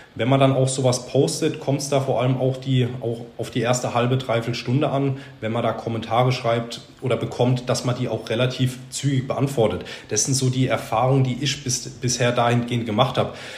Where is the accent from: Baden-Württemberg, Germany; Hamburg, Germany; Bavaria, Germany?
Baden-Württemberg, Germany; Sandhausen; Ich bin in Sandhausen aufgewachsen